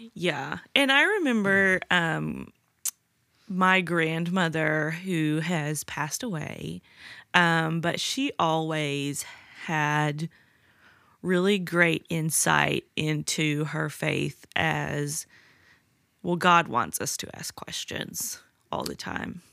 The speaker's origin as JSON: {"language": "English", "region": "the South", "country": "United States", "tie": "born or raised there", "said": "I grew up in the South."}